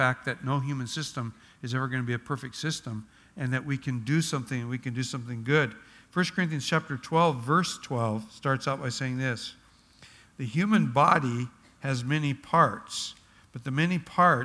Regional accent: Oregon, United States; moved away; I grew up in Oregon where there's Douglas firs

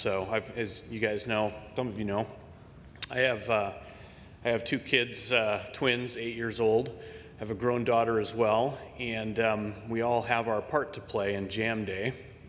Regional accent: Minnesota, United States; moved away; Many of you know I'm from Minnesota originally, and Every summer, I get back there for a month or two with my family.

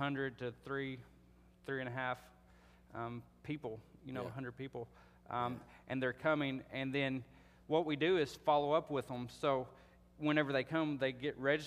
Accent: Detroit, Michigan, United States; I was born in Four City, Detroit, Four City

